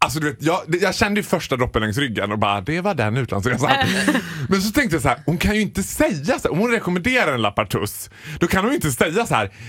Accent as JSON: {"language": "Swedish", "town": "Borlänge", "region": "Dalarna County", "country": "Sweden", "said": "Nej, så alltså, här du vet, jag är från Borlänge, vin är vin."}